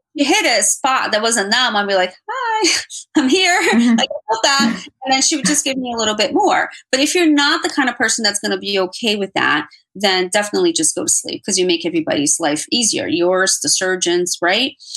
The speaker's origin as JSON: {"language": "English", "town": "Miami", "region": "Florida", "country": "United States", "tie": "born or raised there", "moved": "yes", "said": "i consider my hometown so i'm going to say miami"}